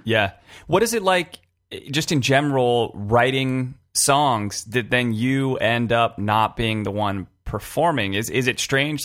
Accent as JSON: {"language": "English", "region": "California", "country": "United States", "tie": "born or raised there", "said": "I grew up in in California"}